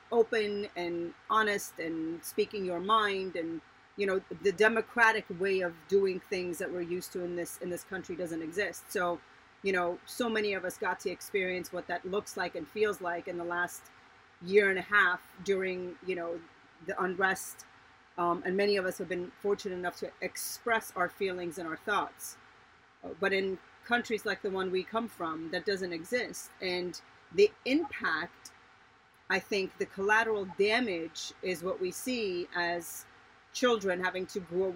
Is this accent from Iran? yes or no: yes; Iran; now in United States; I was born in Iran as well